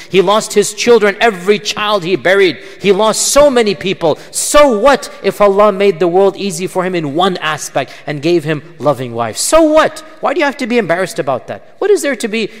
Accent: Pakistan; I'm a Pakistani as well.

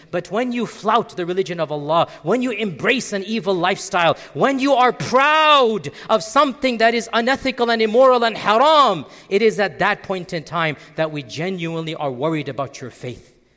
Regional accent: United States; as Americans

